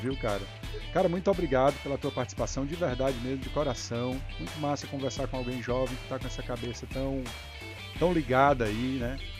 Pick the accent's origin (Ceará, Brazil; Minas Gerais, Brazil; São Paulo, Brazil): Ceará, Brazil; Maciço de Baturité region; Somos um lugar pequeno, população pequena, região pobre